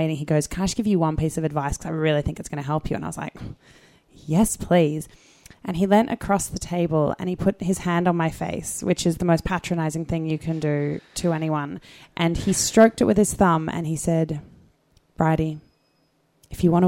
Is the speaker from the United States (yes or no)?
no; Sydney, New South Wales, Australia; moved away as an adult; now in United Kingdom; I'm from Sydney